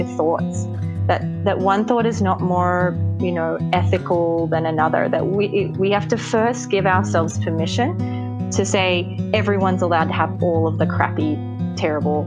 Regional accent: Australia; now in Los Angeles, United States; I live in Los Angeles, but I am an Australian. I'm an American Australian or an Australian American

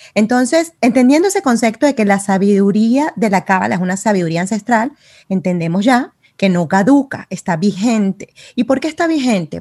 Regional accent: Venezuela; moved away as an adult; now in Miami, United States; Yo soy de Venezuela y tengo 13 años en los Estados Unidos

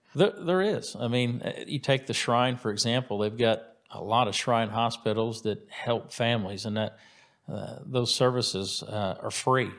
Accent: White River Township, Indiana, United States; I went to Center Grove High School, so I grew up in White River Township

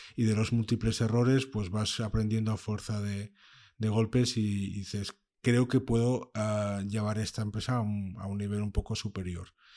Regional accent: Gijón, Asturias, Spain; Yo nací en Gijón y aunque me considero un asturiano nómada

